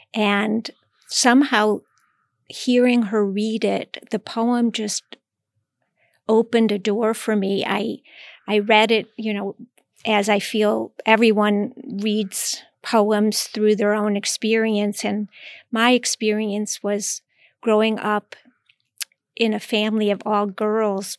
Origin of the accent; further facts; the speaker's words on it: Cleveland, Ohio, United States; moved away as an adult; also born or lived in Iowa; now in New York, United States; I grew up in Cleveland, Ohio